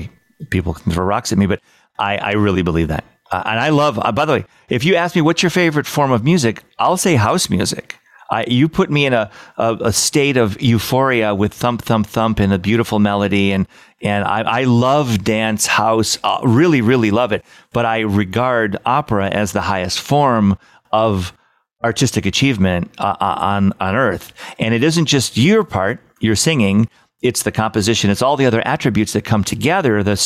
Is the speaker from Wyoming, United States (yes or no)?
no; Michigan, United States; now in New York, United States; I grew up in Michigan